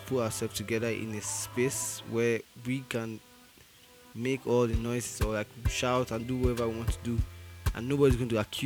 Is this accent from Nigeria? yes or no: yes; Nigeria; moved away; I'm Nigerian.